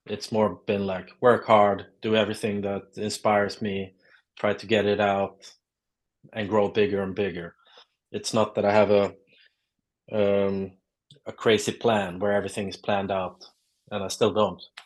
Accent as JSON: {"language": "English", "town": "Lund", "region": "Skåne", "country": "Sweden", "tie": "born or raised there", "second_language": "English", "moved": "yes", "lives_now": "Stockholm, Sweden", "said": "I'm uh, from uh, a town called Lund in uh, South Sweden. I'm uh, based in Stockholm since many years, but I grew up in the South."}